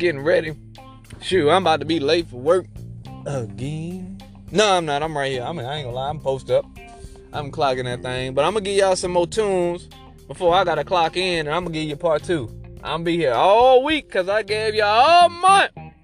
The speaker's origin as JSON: {"language": "English", "region": "the South", "country": "United States", "said": "I'm from the South, South."}